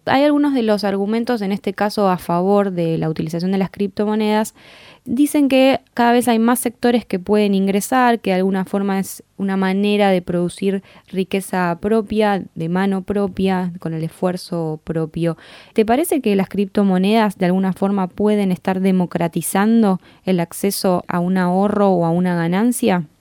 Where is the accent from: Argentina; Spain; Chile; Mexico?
Argentina; como argentinos, argentinas nos suele interesar